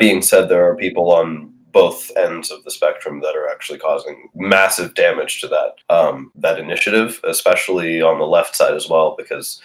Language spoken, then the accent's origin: English; Lithuania; moved away; I'm from Lithuania, and my family lived through the Soviet Union.